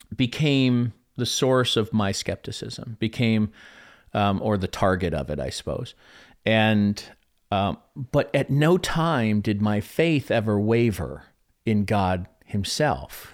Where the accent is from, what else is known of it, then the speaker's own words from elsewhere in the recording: Chicago, Illinois, United States; I come from Chicago